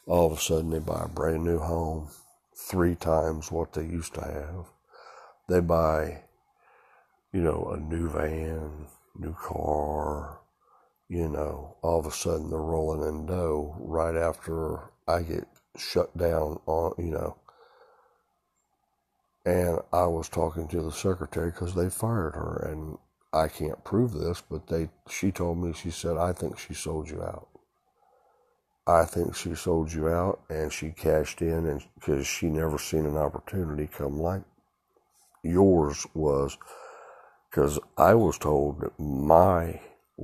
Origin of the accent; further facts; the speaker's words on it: United States; I'm an American